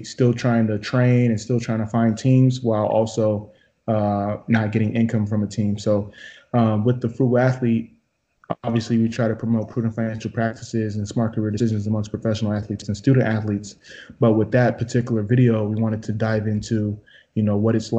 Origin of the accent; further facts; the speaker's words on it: Sacramento, California, United States; moved away as an adult; now in Austin, United States; Sacramento, my hometown